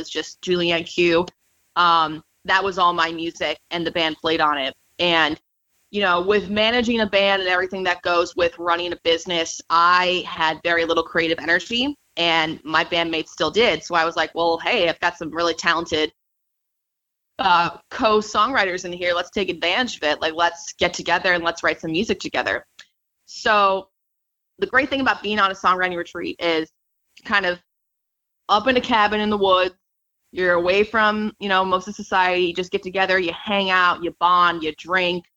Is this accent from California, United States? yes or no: no; Chicago, Illinois, United States; Chicago, I'm really blessed, is my hometown